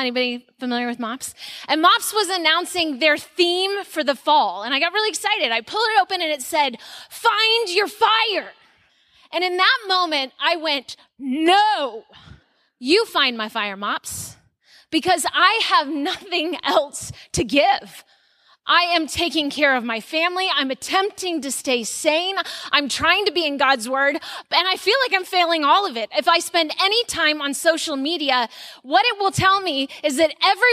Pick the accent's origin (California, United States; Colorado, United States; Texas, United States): Texas, United States; moved away as an adult; now in Arizona, United States; I'm a Texan transplant